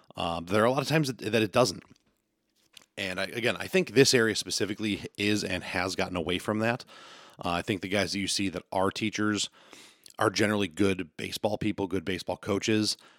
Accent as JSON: {"language": "English", "region": "Western New York", "country": "United States", "said": "I'm gonna talk from the West New York area, uh, because that's where I'm from"}